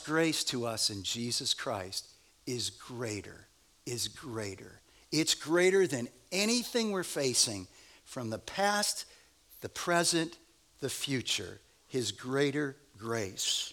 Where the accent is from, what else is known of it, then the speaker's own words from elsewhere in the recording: United States; we're from America and we are rugged individualists